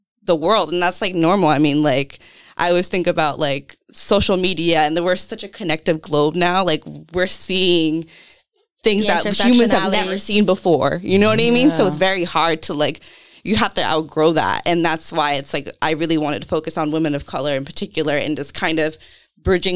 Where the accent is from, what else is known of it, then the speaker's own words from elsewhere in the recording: California, United States; also born or lived in Portsmouth, Rhode Island; now in Providence, United States; growing up in California